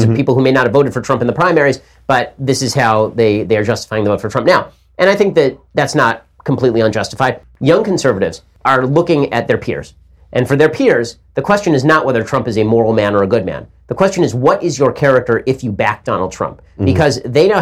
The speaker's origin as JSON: {"language": "English", "town": "Los Angeles", "region": "California", "country": "United States", "tie": "born or raised there", "said": "I grew up in Hollywood, because I grew up in Los Angeles"}